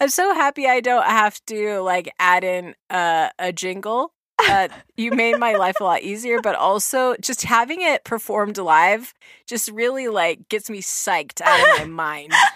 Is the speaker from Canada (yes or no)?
no; New Zealand; accent: New Zealand; in my New Zealand accent